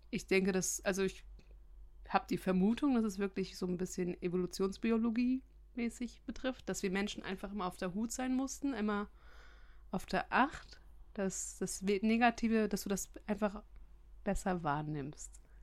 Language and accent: German; Germany; bei uns in Deutschland